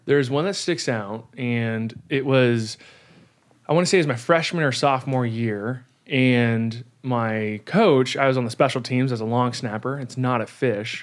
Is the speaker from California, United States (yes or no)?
yes; California, United States; I'm a Californian and I say y'all.